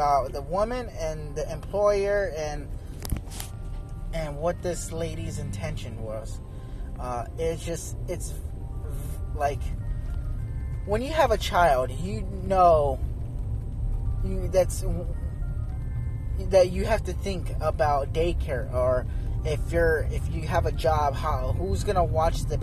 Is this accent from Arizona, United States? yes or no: yes; Arizona, United States; I'm from Arizona